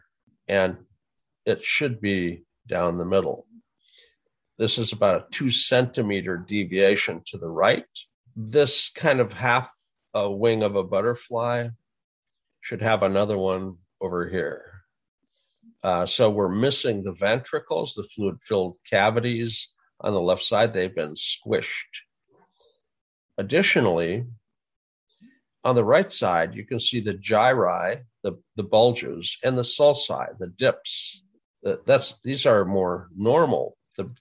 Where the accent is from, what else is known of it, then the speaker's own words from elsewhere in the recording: Fargo, North Dakota, United States; moved away; I grew up in Fargo